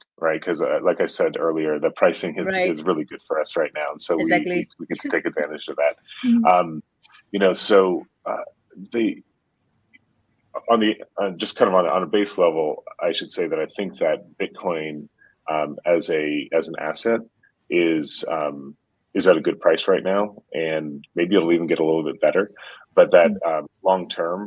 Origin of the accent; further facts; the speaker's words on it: Kenya; also born or lived in South Sudan; I've spent my whole life here in East Africa. I grew up in Kenya and South Sudan